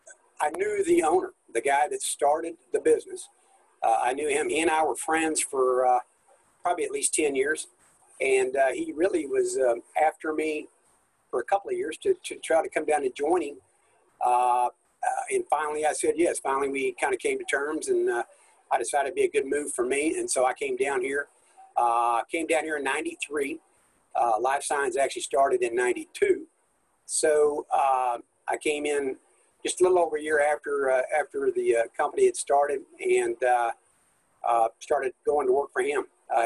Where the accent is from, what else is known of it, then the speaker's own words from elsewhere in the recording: Kansas, United States; also born or lived in California / Oklahoma / Arkansas / Missouri; I was born in California, and my father was actually a Baptist minister, and he went to seminary out in California, and when he got out of seminary, I was probably in the neighborhood of about 5 years old. We moved to Kansas